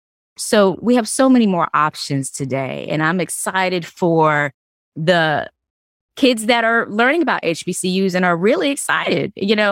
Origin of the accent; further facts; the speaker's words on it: the South, United States; because I think growing up in the South, Rodney, I had my own experiences and my own stories.